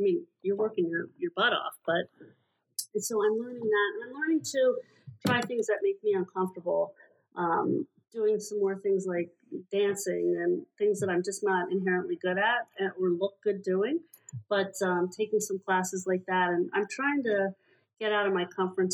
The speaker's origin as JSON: {"language": "English", "town": "Hershey", "region": "Pennsylvania", "country": "United States", "tie": "born or raised there", "said": "I grew up in Hershey, Pennsylvania"}